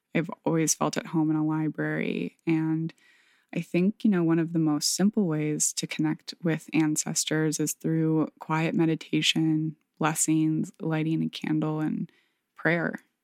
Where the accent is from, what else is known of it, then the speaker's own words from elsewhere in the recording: Michigan, United States; moved away; my hometown in Michigan